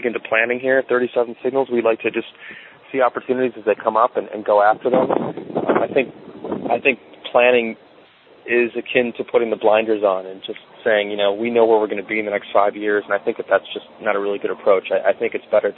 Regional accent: Chicago, Illinois, United States; also born or lived in Arizona; I'm from Chicago, and I figured I'd end up back here in Chicago

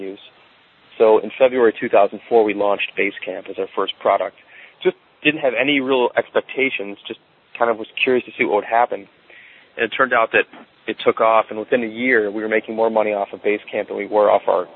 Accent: Chicago, Illinois, United States; also born or lived in Arizona; I'm from Chicago, and I figured I'd end up back here in Chicago

